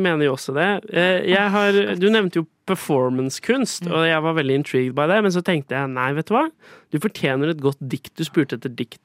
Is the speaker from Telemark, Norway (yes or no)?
yes; Skien, Telemark, Norway; moved away as an adult; also born or lived in England; now in Oslo, Norway; jeg kommer fra Skien. Uh, og jeg har en far som bor der, fordi uh, jeg flytta til Oslo for å studere